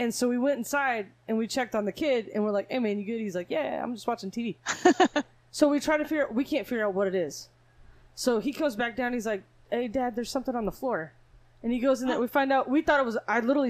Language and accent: English; Rialto, California, United States; I'm from Rialto.